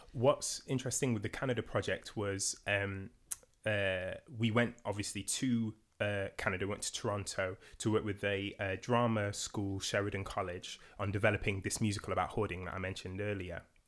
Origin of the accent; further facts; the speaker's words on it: Nottingham, East Midlands, United Kingdom; I'm from Nottingham.